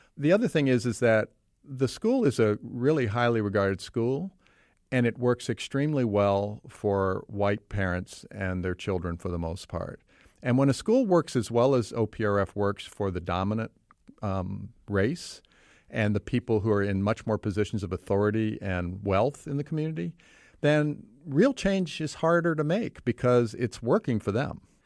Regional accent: Virginia, United States; now in Oak Park, United States; I grew up in Virginia, but I've lived in Oak Park

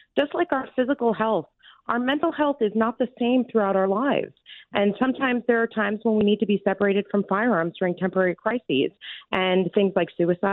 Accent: California, United States; I grew up in California

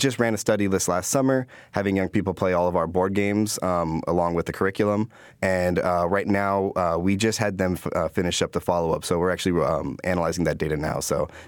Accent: Chicago, Illinois, United States; I was a young person from the south side of Chicago, growing up in Trumbull Park, and then some in Washington Park.

